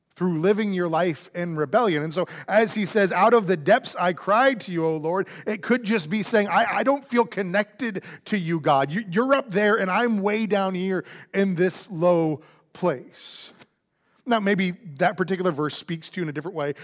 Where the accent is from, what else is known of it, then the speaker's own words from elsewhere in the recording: Florida, United States; now in Houston, United States; I grew up in Florida